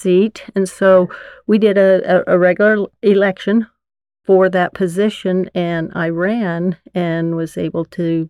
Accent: Layton, Utah, United States; I grew up in Layton, and I've obviously had the chance to see our city change and grow very much

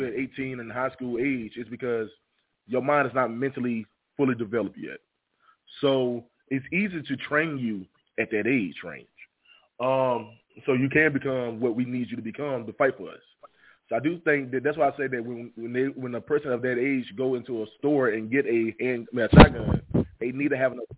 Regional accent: Henderson, North Carolina, United States; accent: Southern; I'm born and raised in a small city called Henderson, North Carolina

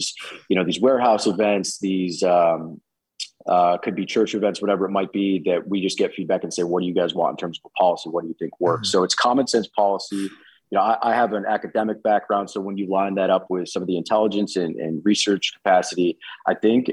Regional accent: New York, United States; born or raised there

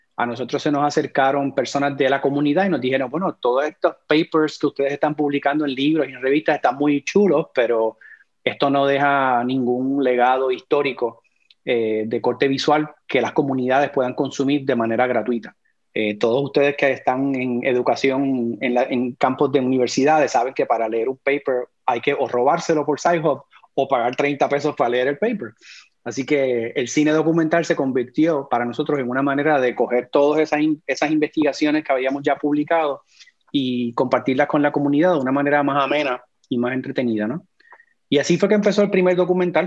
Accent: Puerto Rico; moved away; also born or lived in Florida; yo soy puertorriqueño

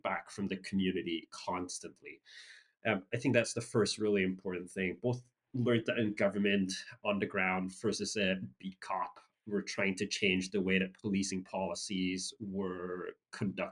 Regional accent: Singapore; I grew up in Singapore

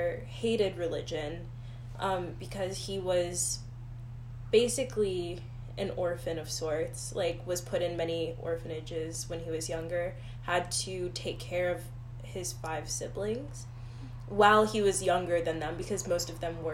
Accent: the South, United States; moved away; I grew up in the South. I was in the Bible Belt.

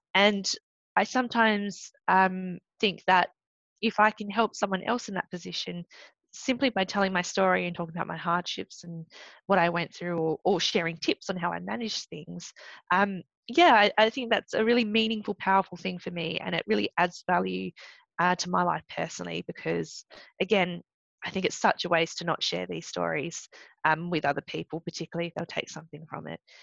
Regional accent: Australia; first language English; also born or lived in Malaysia; being an Australian Malaysian, training in Australia but representing Malaysia, but not being able to speak anything else but English

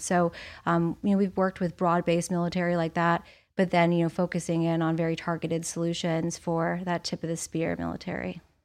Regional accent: Indiana, United States; moved away; also born or lived in Arizona / Florida; I grew up in Indiana

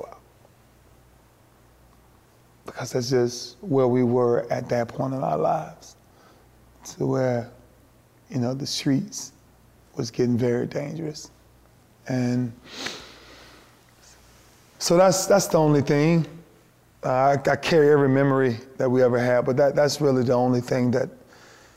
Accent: Lakeland, Florida, United States; for where I'm from Lakeland

